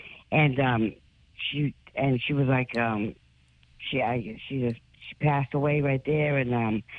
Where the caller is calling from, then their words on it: Dartmouth, Massachusetts, United States; I'm calling from Dartmouth, Mass.